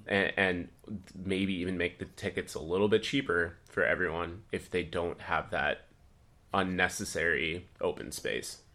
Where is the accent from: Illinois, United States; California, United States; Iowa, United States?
Iowa, United States; Dubuque; my hometown of Dubuque